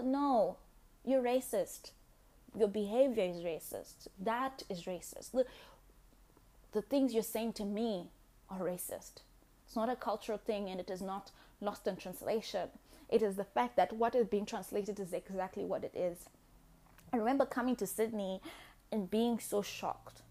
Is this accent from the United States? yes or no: no; Zimbabwe; I was born in Zimbabwe after independence.